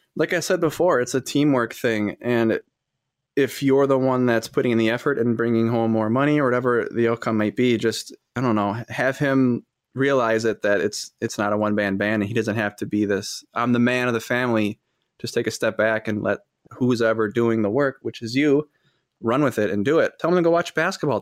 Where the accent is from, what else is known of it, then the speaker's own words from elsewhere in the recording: Fond du Lac, Wisconsin, United States; I'm from Fond du Lac, Wisconsin.